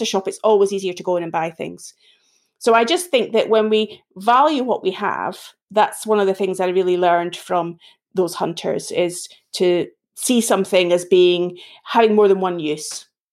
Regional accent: Edinburgh, Scotland, United Kingdom; accent: Scottish; now in England, United Kingdom; this accent isn't sounding English, it's sounding more Scottish. I'm originally from Edinburgh in Scotland

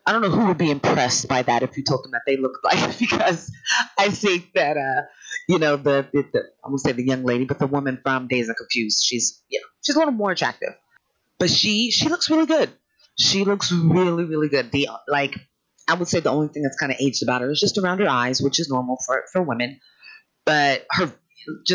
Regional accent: Sacramento, California, United States; I'm from Northern California, Sacramento area. We grew up with just different musical influences

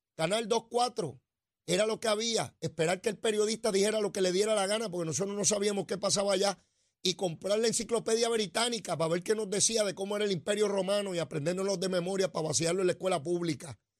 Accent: Puerto Rico; cuando yo me criaba, los que nacimos en los 60

